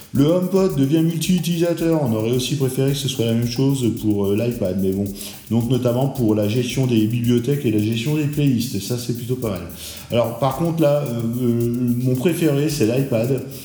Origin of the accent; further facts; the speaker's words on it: France; chez nous en France